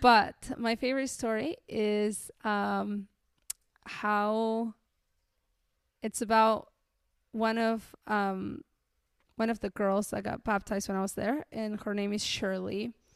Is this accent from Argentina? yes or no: yes; Colonia Segovia, Mendoza, Argentina; moved away as an adult; also born or lived in Peru; now in Kentucky, United States; I grew up in a very, very, very remote town called Colonia Segovia